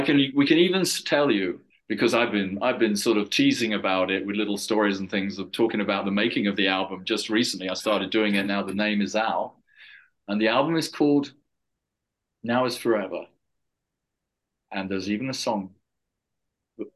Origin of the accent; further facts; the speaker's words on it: England, United Kingdom; I'm an English guy, you know, coming from Europe